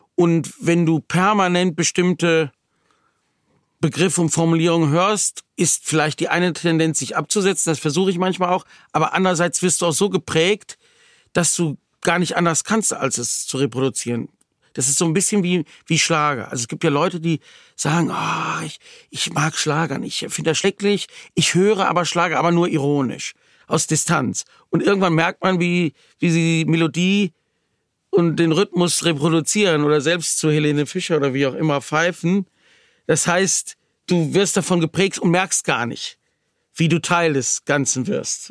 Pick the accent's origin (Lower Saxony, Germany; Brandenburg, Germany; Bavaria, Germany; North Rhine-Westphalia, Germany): North Rhine-Westphalia, Germany; Wuppertal; Ich komme aus Wuppertal, bin da auch geboren, lebe